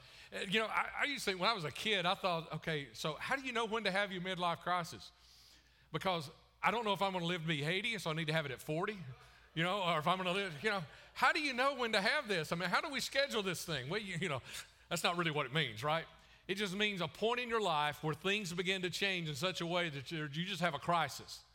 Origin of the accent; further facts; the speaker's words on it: the Bible Belt, United States; also born or lived in Chicago / Wisconsin; I grew up in the Bible Belt